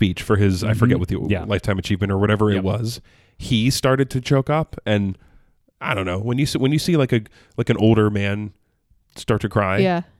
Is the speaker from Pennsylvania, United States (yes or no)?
yes; central Pennsylvania, United States; I'm a central Pennsylvania boy. My dad's born and raised in Pittsburgh.